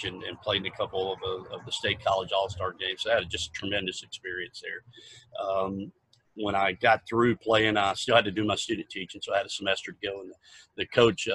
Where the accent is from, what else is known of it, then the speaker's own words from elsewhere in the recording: Apopka, Florida, United States; also born or lived in Orlando; I was born in Orlando. I'm one of the few original Floridians here back when Orlando was a certified country place, very diverse now, but grew up most of my life in a suburb of Orlando, being a Apopka